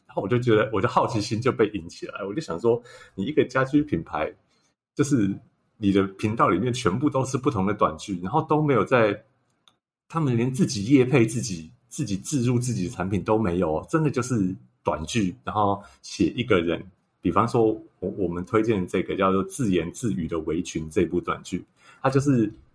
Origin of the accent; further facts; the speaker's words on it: Hsinchu, Hsinchu City, Taiwan; 我本身是新竹人